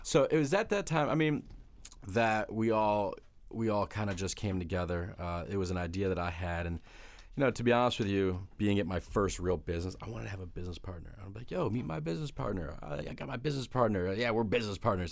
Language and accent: English; South Florida, United States; moved away as an adult; also born or lived in Detroit, Michigan; now in New York City, United States; I'm from Detroit, but I grew up in South Florida